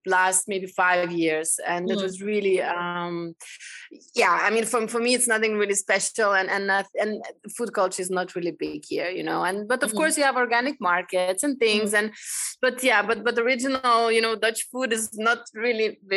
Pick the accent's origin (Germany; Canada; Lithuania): Lithuania; moved away as an adult; now in Amsterdam, Netherlands; I'm coming originally from Lithuania